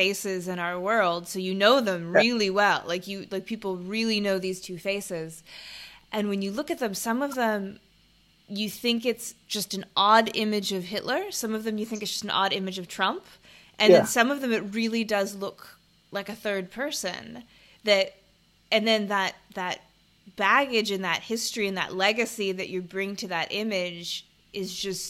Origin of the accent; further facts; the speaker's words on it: United States; now in Bangkok, Thailand; speaking as an American